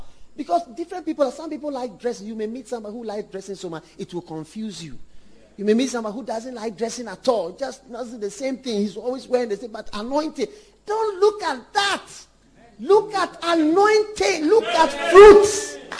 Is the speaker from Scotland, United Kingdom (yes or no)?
no; London, United Kingdom; born there; I was born in London. I wasn't born in Ghana.